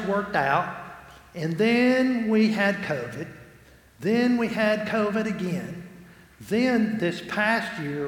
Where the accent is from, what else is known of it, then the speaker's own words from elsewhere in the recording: Alabama City, Alabama, United States; I'm from Alabama City, y'all. We're lint heads